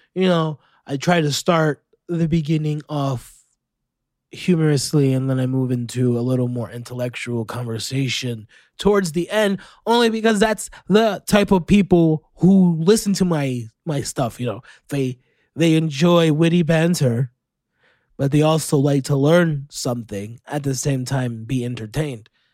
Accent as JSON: {"language": "English", "town": "Orlando", "region": "Florida", "country": "United States", "tie": "born or raised there", "said": "you had a crash land in my hometown. That's where I'm from."}